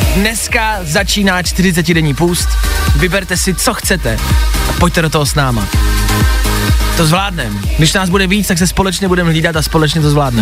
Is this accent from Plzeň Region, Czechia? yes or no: yes; Plzeň, Plzeň Region, Czechia; Já jsem z Plzně